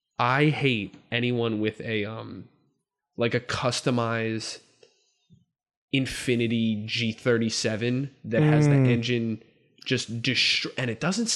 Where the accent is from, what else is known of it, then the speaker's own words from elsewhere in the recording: New Jersey, United States; but I'm also from Central Jersey.